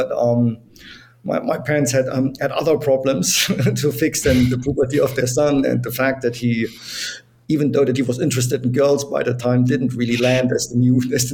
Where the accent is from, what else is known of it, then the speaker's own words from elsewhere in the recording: East Germany, Germany; moved away; I was born in East Germany. So as everyone knows, Germany was separated for 40 years. So I grew up in the communist part.